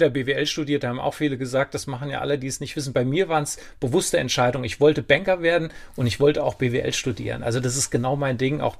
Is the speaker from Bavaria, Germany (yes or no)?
no; Kaufungen, Hesse, Germany; also born or lived in Kassel; ich bin da geboren